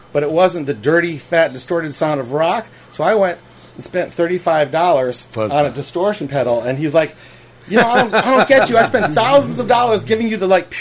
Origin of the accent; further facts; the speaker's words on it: Shaker Heights, Ohio, United States; I grew up in Shaker Heights, which is outside of Cleveland